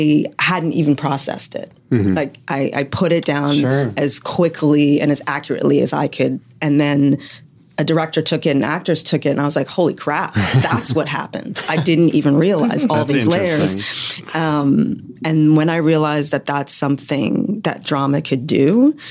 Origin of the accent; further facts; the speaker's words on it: Canada; moved away as an adult; I'm Canadian